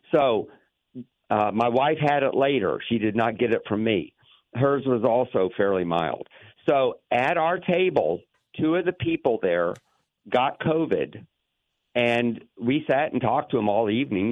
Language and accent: English; Lakeland, Florida, United States; I grew up in Lakeland